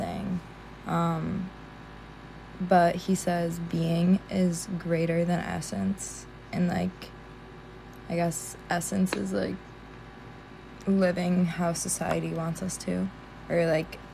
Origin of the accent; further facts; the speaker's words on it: New York, United States; I'm from the States in New York